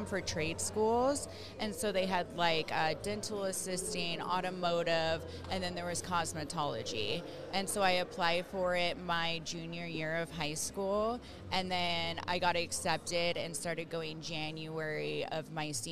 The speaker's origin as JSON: {"language": "English", "town": "Roseville", "region": "California", "country": "United States", "tie": "born or raised there", "moved": "as an adult", "lives_now": "Utah, United States", "said": "I grew up in Rockland, Roseville, Sacramento area"}